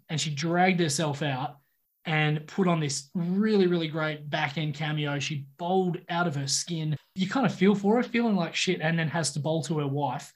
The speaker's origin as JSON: {"language": "English", "country": "Australia", "said": "as an Aussie"}